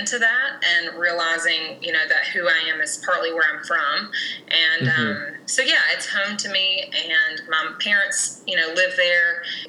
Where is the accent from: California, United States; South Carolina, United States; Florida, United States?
Florida, United States; Port St. Joe; also born or lived in Atlanta, Georgia; Port St. Joe is actually where I was born and raised, so it definitely is just home to me. You know, that's where, you know, my dad's family is there from generations, and yeah, so it's just really home. I went to high school there